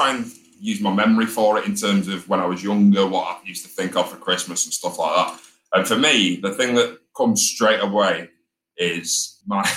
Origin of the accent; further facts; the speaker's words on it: St Annes, North West England, United Kingdom; I grew up in St. Anne's, which is just a little town. It's not Blackpool.